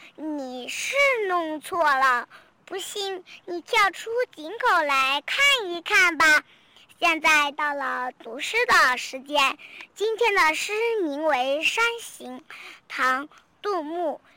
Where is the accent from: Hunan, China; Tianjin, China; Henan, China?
Hunan, China; Changsha; 我是来自湖南长沙的